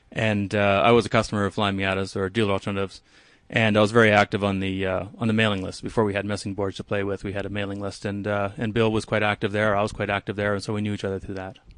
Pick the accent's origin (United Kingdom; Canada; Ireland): Canada; now in Palisade, United States; I'm Canadian, so I grew up growing in, I grew up driving in the snow